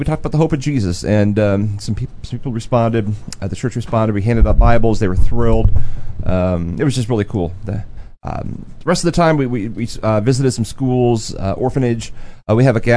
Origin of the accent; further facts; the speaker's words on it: United States; I'm American